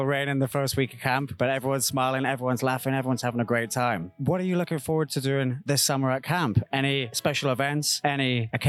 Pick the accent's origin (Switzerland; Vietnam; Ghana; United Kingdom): United Kingdom; as a British guy. I'm a little bit of an outsider here